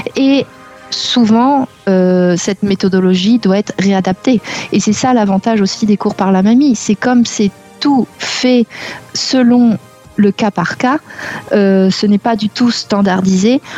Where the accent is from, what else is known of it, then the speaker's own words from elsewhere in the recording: Normandy, France; also born or lived in South America / Barcelona; now in Limoges, France; à la base, je suis de Normandie